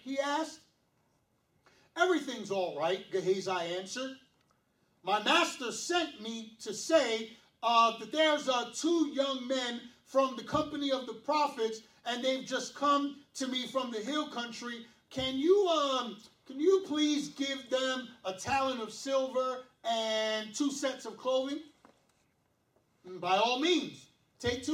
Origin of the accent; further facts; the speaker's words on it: New York City, New York, United States; I was born and raised in Brooklyn. Do or die, Bed-Stuy